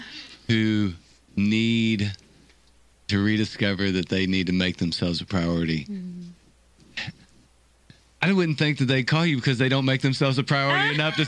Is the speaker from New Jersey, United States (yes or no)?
no; Fairdale, Kentucky, United States; I grew up in Fairdale. It ain't much different.